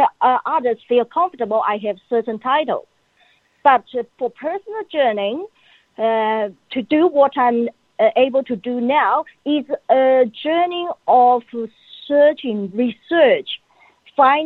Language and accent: English; China; now in Australia; I grew up in China. China is a country of my birth. Australia is a country of my choice.